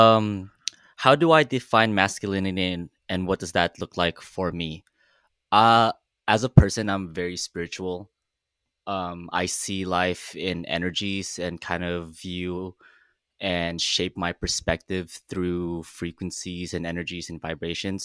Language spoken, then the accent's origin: English; Philippines; now in Los Angeles, United States; I'm Filipino. I immigrated from the Philippines about almost, oh my God, 16 years ago. I'm a LA creative